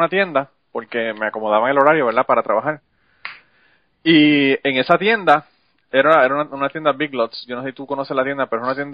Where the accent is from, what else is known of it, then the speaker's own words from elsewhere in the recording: Utuado, Puerto Rico; also born or lived in San Juan, Puerto Rico; Yo soy de Utuada, pero yo viví en San Juan, estaba estudiando como 10, 12 años.